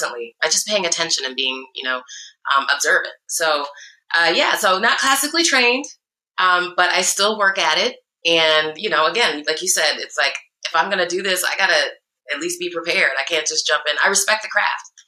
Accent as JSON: {"language": "English", "region": "Iowa", "country": "United States", "also_born_or_lived": "Chicago, Illinois", "moved": "yes", "lives_now": "California, United States"}